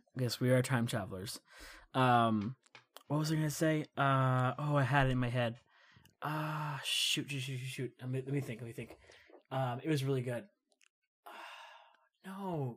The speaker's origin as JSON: {"language": "English", "country": "United States", "said": "as an American"}